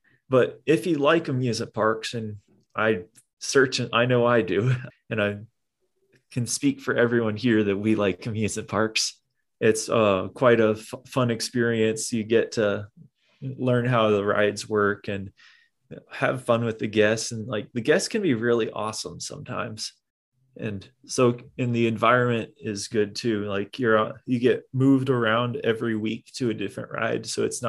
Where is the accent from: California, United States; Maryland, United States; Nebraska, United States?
Nebraska, United States; Omaha; I grew up in Omaha